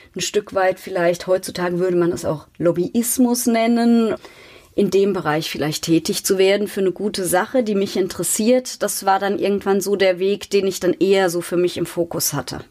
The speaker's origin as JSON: {"language": "German", "town": "Mainz", "region": "Rhineland-Palatinate", "country": "Germany", "tie": "born or raised there", "said": "Ich bin aufgewachsen in Mainz-Laubenheim, war im katholischen Kindergarten, dort in der Grundschule, später auf der maria wart schule habe dann in Mainz studiert"}